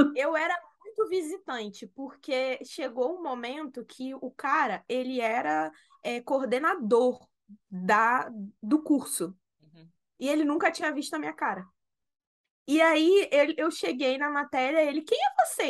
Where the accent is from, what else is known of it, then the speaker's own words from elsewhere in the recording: Rio, Rio de Janeiro, Brazil; nós somos do Rio